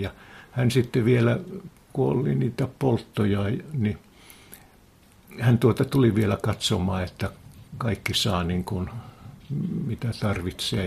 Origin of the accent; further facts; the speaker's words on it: Heinävesi, North Karelia, Finland; Minä synnyin siellä